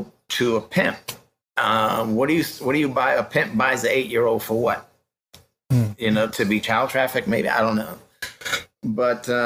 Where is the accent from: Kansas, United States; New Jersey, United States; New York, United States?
New York, United States; New York City; I grew up in the Bronx